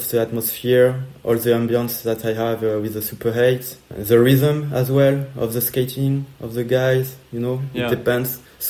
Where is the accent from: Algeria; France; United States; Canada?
France; Bordeaux, Nouvelle-Aquitaine; English is a second language; I'm a skater, I'm from Bordeaux, I make videos